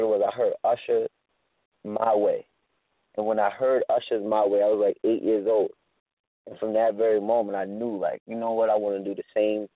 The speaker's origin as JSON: {"language": "English", "town": "Yonkers", "region": "New York", "country": "United States", "tie": "born or raised there", "also_born_or_lived": "California", "said": "I was born in California. I moved to Yonkers when I was 3"}